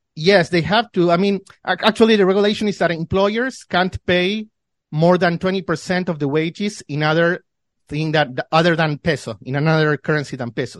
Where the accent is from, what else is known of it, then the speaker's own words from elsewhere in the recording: Buenos Aires, Argentina; I was born and raised here in Argentina. I have li-, lived all my life in in Buenos Aires.